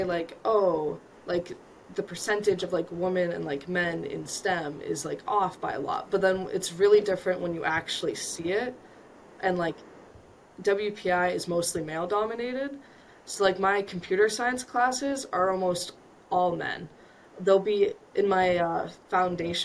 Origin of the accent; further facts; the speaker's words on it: Vermont, United States; moved away as an adult; I come from Vermont, so it's a small rural town that I grew up